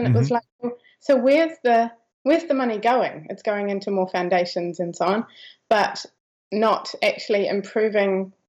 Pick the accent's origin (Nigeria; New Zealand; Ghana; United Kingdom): New Zealand; Christchurch, Canterbury; also born or lived in Europe; pretty much South Island my whole life. In Christchurch since I was a teenager.